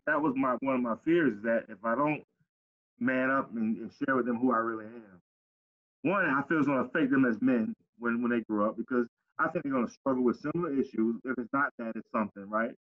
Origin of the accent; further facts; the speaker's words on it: Pompano Beach, Florida, United States; growing up in Cayenne City, Pompano.